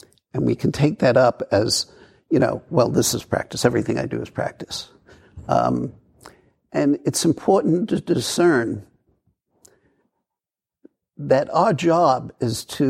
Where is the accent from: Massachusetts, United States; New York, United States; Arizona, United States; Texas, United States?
New York, United States; New York City; I grew up in New York